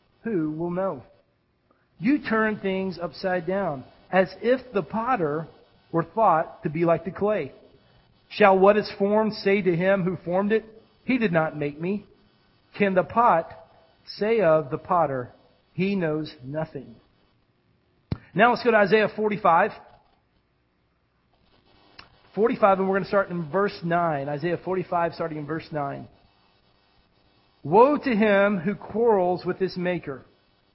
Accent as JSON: {"language": "English", "country": "United States", "said": "as a pastor and as an American"}